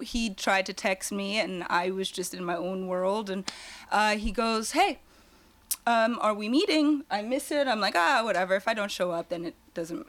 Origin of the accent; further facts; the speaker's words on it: Germany; now in California, United States; originally I'm actually from Germany